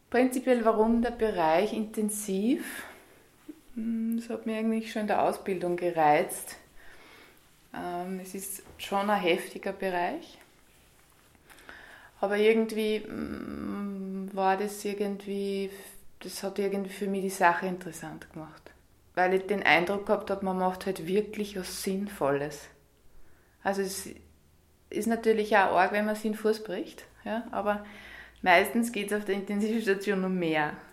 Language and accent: German; Scharnstein, Upper Austria, Austria; now in Vienna, Austria; Aufgewachsen bin ich in Scharnstein ähm, und bin dann in Kirchdorf in Tschö Später dann in Steyr, äh, da habe ich die Krankenpflegeschule gemacht und 2003 bin ich nach Wien gegangen.